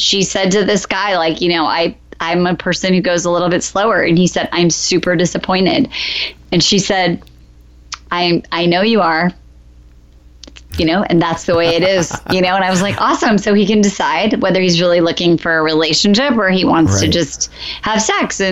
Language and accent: English; Iowa, United States; now in Los Angeles, United States; I'm from Iowa, I told you we moved